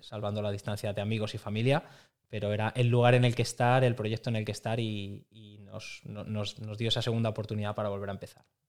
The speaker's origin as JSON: {"language": "Spanish", "town": "Madrid", "region": "Community of Madrid", "country": "Spain", "moved": "yes", "lives_now": "Barcelona, Spain", "said": "Madrid, que es, de donde, que es de donde vengo"}